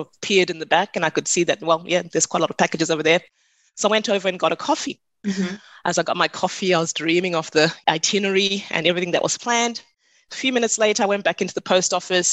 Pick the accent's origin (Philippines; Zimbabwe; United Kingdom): Zimbabwe; now in Australia; I'm from Zimbabwe originally